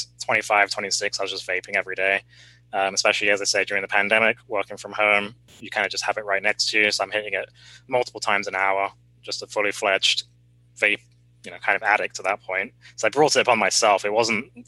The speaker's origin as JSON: {"language": "English", "region": "England", "country": "United Kingdom", "tie": "born or raised there", "moved": "yes", "said": "in what we called secondary school growing up in England, or high school would be the equivalent"}